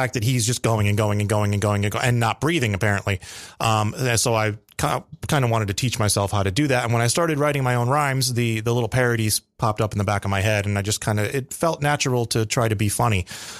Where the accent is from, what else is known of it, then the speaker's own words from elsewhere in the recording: Connecticut, United States; moved away; I am from Connecticut originally.